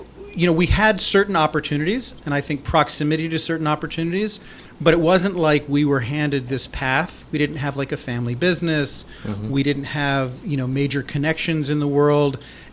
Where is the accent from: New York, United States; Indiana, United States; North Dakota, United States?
New York, United States; New York City; I am sitting in my home office in New York City. I'm born and raised here, and Michael and I, who you'll hear from next, actually grew up together